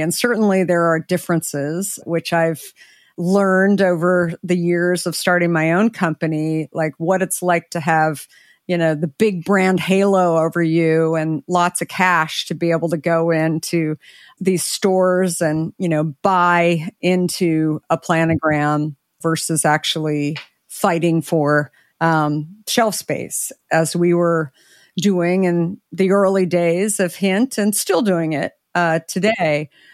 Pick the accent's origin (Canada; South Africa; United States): United States; Arizona; I grew up in Arizona